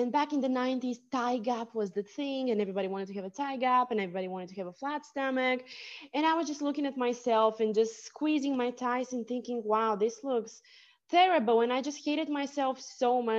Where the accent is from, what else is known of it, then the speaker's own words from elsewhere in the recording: Bulgaria; my Bulgarian Bulgarian name because I was born in Bulgaria, means fighter.